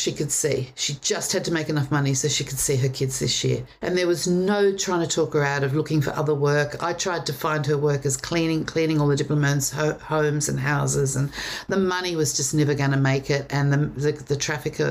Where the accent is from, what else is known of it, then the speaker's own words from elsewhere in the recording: Sydney, New South Wales, Australia; I grew up on the North Shore of Sydney.